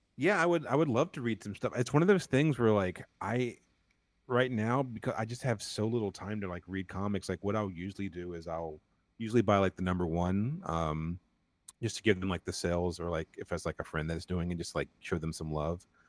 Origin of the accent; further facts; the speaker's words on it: North Carolina, United States; I'm from North Carolina